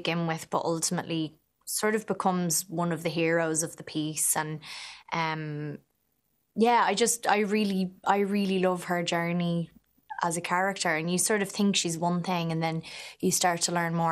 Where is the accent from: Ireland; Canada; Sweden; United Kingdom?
Ireland; accent: Irish; It was really nice to finally enjoy being Irish